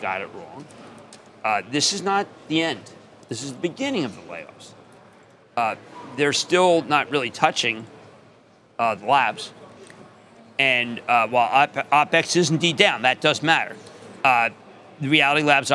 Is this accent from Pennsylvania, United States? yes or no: yes; Pennsylvania, United States; I'm from Pennsylvania